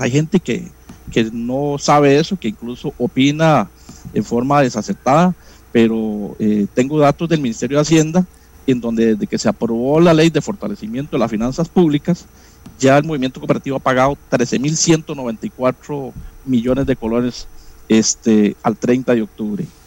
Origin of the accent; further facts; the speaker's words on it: Florencia, Alajuela, Costa Rica; Yo soy sancaleño, soy de Florencia, San Carlos